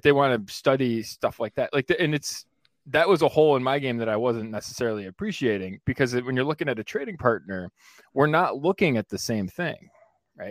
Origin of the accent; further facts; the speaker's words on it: New York, United States; I'm from New York, so Syracuse, Rochester